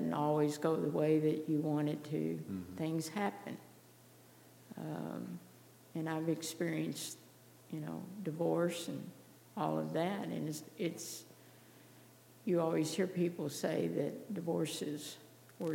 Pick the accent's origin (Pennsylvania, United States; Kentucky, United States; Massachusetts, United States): Kentucky, United States; Louisville; moved away as an adult; also born or lived in Arizona; moving from the only place I was born and raised and knew in Louisville, Kentucky, to Arizona